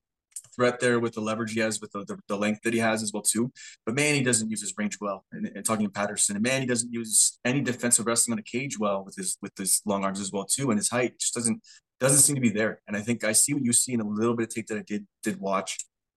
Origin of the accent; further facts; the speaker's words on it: Scotland, United Kingdom; I'm a fan of Duncan. I'm Scottish.